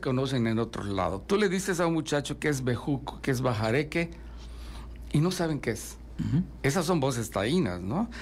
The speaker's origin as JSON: {"language": "Spanish", "region": "Yucatán", "country": "Mexico", "said": "somos eh, los yucatecos"}